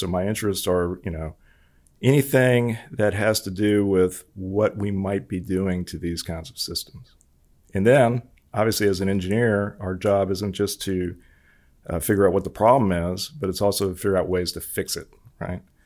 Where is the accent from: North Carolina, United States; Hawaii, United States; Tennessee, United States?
Hawaii, United States; moved away; I was born and raised in Hawaii